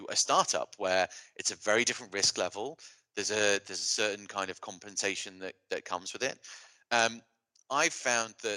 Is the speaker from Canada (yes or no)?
no; United Kingdom; as a Brit